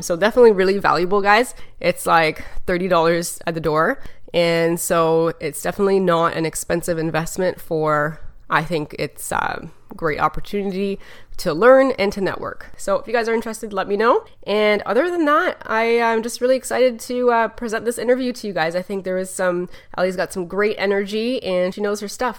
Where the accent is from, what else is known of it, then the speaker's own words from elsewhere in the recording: Canada; I'm from Canada